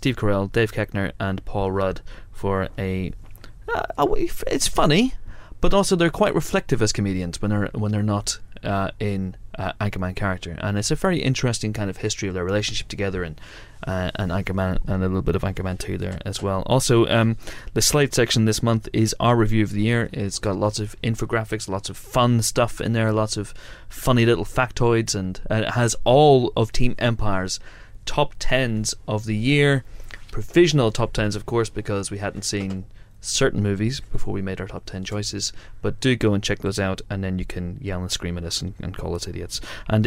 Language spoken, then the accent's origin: English; Ireland; three Irish